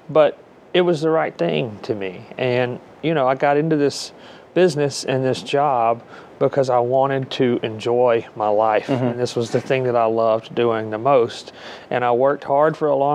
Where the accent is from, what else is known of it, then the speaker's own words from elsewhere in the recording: near Muscle Shoals, North Alabama, United States; we're from Alabama, and sometimes we mispronounce some things. I mean, the town where I grew up, the closest city was Muscle Shoals